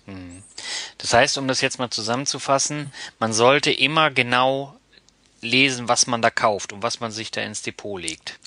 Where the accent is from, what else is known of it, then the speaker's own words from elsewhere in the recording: Northern Germany, Germany; Ich bin ja auch Norddeutsch, ne? Und ah, also ich komme dann wirklich aus dem Norden